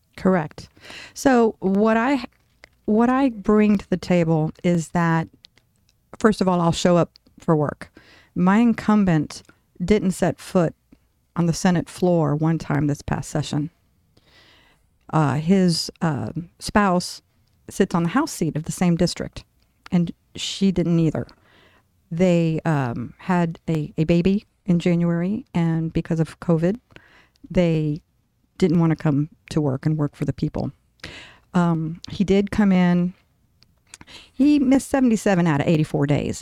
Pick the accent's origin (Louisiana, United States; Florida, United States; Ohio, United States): Florida, United States; Tampa; moved away as an adult; now in Tempe, United States; I'm from Tampa, Florida, originally